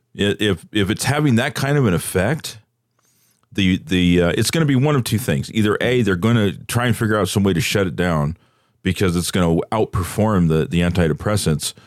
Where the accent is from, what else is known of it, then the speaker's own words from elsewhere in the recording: Bay Area, California, United States; I grew up in the in the Bay Area